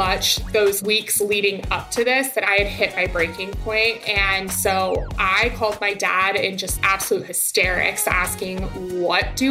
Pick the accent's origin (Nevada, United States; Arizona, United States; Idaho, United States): Idaho, United States; Boise; moved away as an adult; also born or lived in Queens, New York; now in New York, United States; I am originally born and raised in Boise, Idaho. I now live in Queens, New York